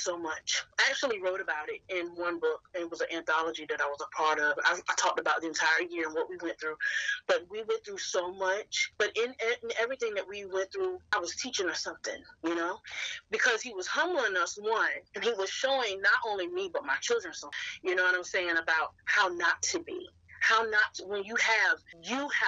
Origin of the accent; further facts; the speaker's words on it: North Carolina, United States; moved away as an adult; now in Woodbridge, United States; I am originally from North Carolina, lived in North Carolina all my life up until 2019.